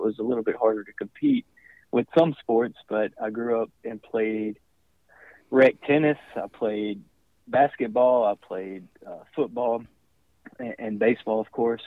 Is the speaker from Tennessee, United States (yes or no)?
no; Alexander City, Alabama, United States; I grew up in Alexander City, Alabama